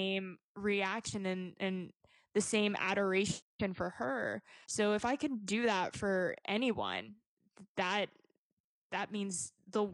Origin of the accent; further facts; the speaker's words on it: Hampton, Virginia, United States; I was raised in Hampton, Virginia.